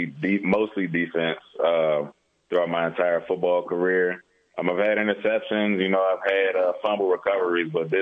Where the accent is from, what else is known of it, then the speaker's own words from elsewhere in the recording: Upper Marlboro, Maryland, United States; moved away as an adult; now in Albuquerque, United States; I'm originally from Upper Marlboro, Maryland. So that's where I've lived for the majority of my life.